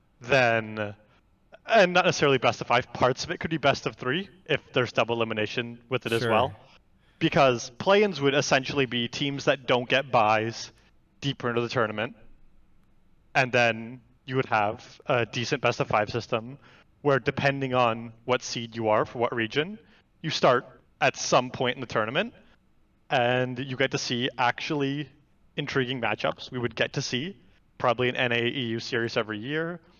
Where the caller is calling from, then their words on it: Austin, Texas, United States; I am calling from Austin, Texas.